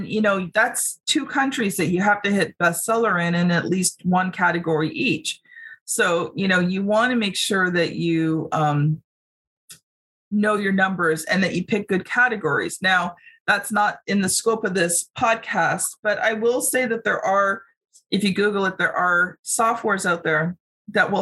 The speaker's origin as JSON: {"language": "English", "country": "Canada", "said": "as a Canadian"}